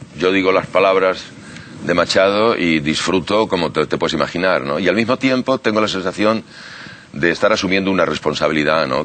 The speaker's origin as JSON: {"language": "Spanish", "town": "Chinchón", "region": "Community of Madrid", "country": "Spain", "tie": "born or raised there", "moved": "yes", "lives_now": "Buenos Aires, Argentina", "said": "chinchón del que yo vengo"}